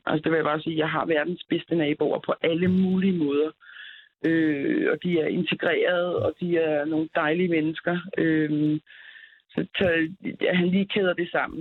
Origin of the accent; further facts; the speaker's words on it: Denmark; also born or lived in Tingbjerg, Copenhagen; som dansker